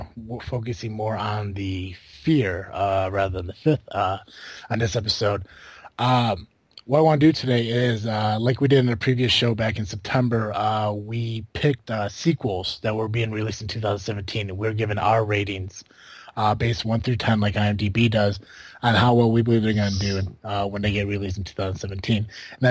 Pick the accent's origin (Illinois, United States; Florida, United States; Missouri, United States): Illinois, United States; we're all from Illinois down here